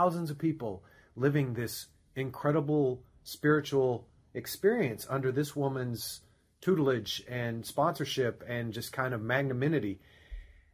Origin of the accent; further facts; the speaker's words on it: Denison, Texas, United States; now in Los Angeles, United States; from Denison, Texas, in you know, kind of the backwoods where I grew up.